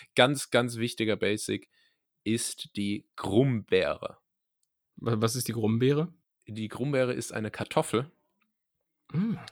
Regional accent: Rhineland-Palatinate, Germany; accent: Pfälzisch; moved away; Ich beherrsche nämlich Pfälzisch äh, von Geburt

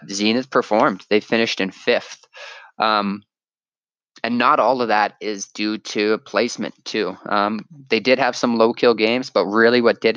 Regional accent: Canada; me being Canadian

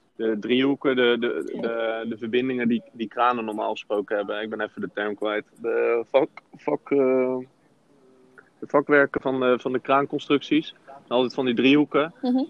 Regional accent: Rotterdam, South Holland, Netherlands; En we zijn ook eh, Rotterdammers

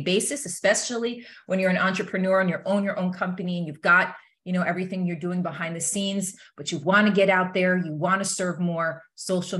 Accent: East Coast, United States; moved away as an adult; also born or lived in California; I'm originally from the East Coast

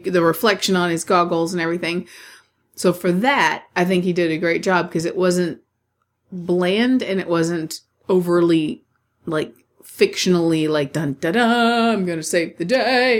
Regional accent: United States

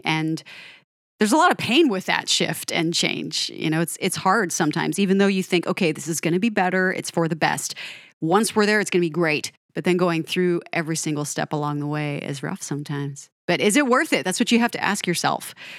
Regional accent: Denver, Colorado, United States; moved away as an adult; also born or lived in Pacific Northwest; I grew up in Denver

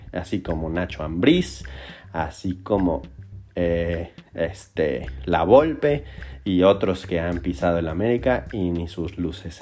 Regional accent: Mexico; nosotros como mexicanos y como americanistas

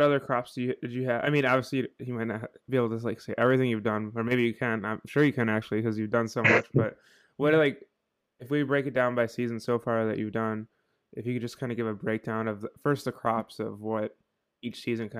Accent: Buffalo, New York, United States; I'm from Buffalo, and my family has a cabin out in about an hour south in Freedom, New York, and it gets so cold there

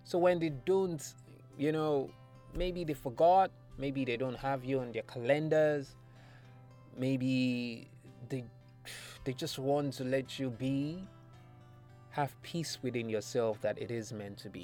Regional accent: Nigeria; I am a Nigerian or African

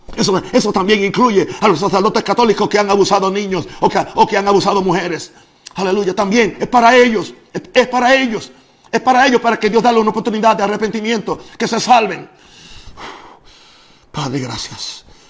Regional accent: United States; now in Panama; Soy norteamericano

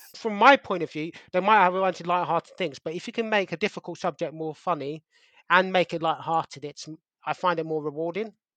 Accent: London, United Kingdom; growing up in Wimbledon

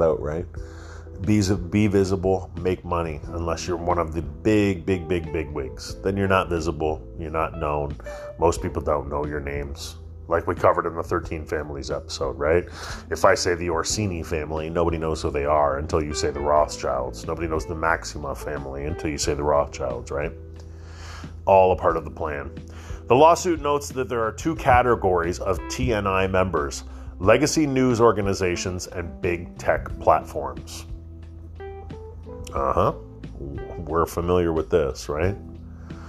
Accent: Canada; I'm a Canadian knuckle dragger

